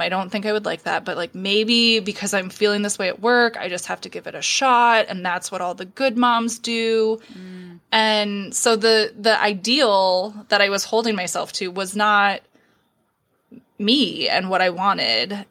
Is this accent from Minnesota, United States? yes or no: yes; Minneapolis, Minnesota, United States; now in Iowa, United States; I'm originally from Minneapolis